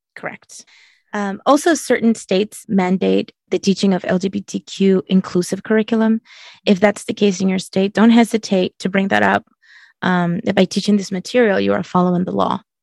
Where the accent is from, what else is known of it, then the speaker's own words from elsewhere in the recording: Chile; moved away; I'm from Chile and it was very different. My culture was um, very opposed to LGBT issues